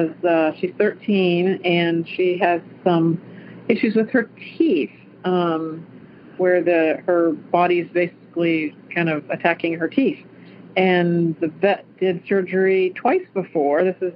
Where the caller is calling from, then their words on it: Clarksville, Ohio, United States; I am calling from Clarksville, Ohio